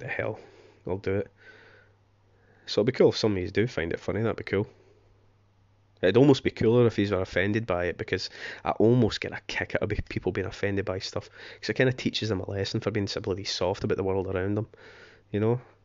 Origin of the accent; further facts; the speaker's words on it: Scotland, United Kingdom; moved away as an adult; now in England; being s, a Scotsman, I am half English, but, you know, born and raised in Scotland, I've lived in England for nearly seventeen years now, half my life